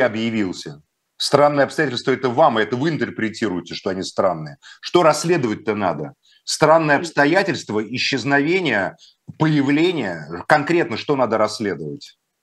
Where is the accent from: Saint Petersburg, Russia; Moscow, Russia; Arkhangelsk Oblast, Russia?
Moscow, Russia; Я русский человек, москвич, христианин